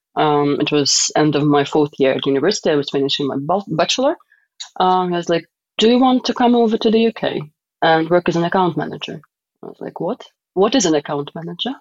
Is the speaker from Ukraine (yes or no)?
yes; Donetsk, Donetsk Oblast, Ukraine; moved away; I am from Donetsk, uh, Ukraine, and I've lived there for quite some time. I was born there and I went to school there and university.